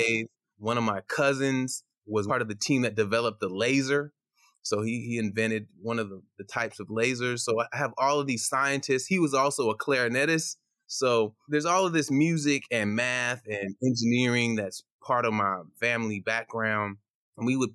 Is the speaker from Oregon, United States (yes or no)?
yes; Portland, Oregon, United States; also born or lived in Ghana; I came over as a baby to Portland, Oregon.